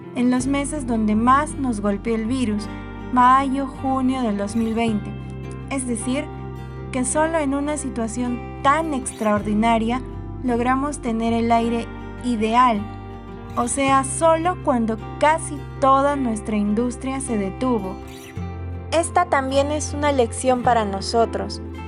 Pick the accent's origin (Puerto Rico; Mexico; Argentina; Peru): Peru; Arequipa; aquí en Arequipa, la ciudad blanca que es mi tierra